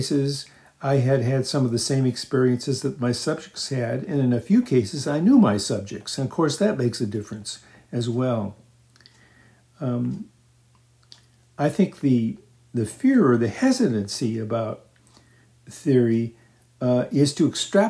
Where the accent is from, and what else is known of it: United States; moved away; also born or lived in England